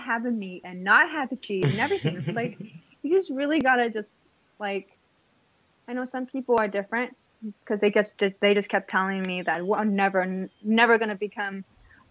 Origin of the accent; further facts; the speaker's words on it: Kailua, Hawaii, United States; moved away; I'm from Kailua side